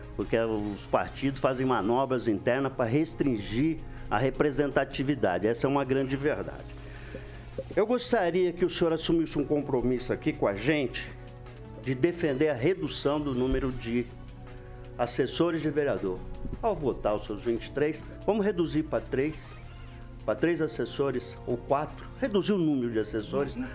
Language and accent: Portuguese; Alvoradão, Paraná, Brazil; A gente cresceu no Alvoradão ali